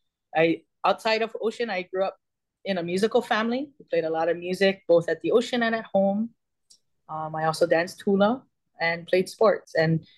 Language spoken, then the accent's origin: English; Hawaii, United States; I think there are different experiences that people have being from Hawaii, as well as being Native Hawaiian. For me, I come from a family of ocean people. So naturally for me, I grew up by the ocean.